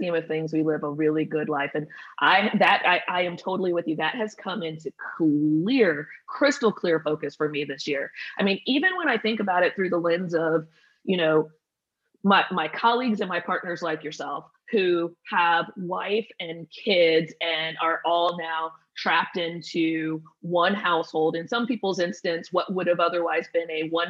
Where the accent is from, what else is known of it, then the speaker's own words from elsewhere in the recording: Atlanta, Georgia, United States; also born or lived in Indianapolis; went to Atlanta in fifth grade and then, you know, graduated high school out of Atlanta